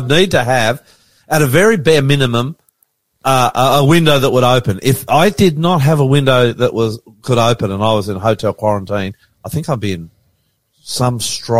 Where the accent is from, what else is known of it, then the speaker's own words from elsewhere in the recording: Australia; now in Sydney, Australia; I'm the ….